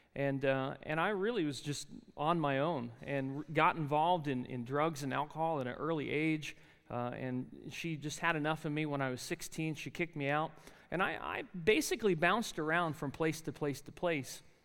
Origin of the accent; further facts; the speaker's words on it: New Jersey, United States; accent: really thick accent; moved away as an adult; And I said, "New Jersey."